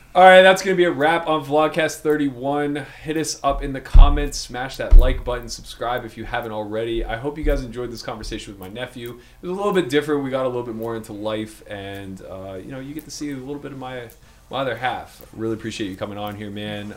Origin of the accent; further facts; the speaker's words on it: Pittsburgh, Pennsylvania, United States; moved away; the best Yinzer to ever live